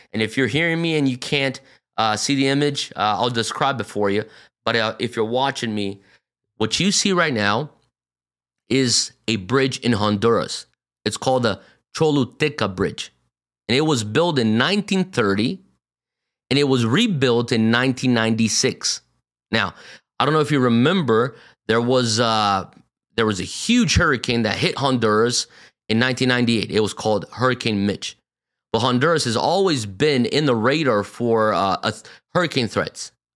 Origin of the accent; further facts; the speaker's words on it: São Paulo, Brazil; moved away as an adult; also born or lived in North Carolina, United States / Pennsylvania, United States; I was born and raised here, but I mean, I was raised in a Japanese bubble inside São Paulo, Brazil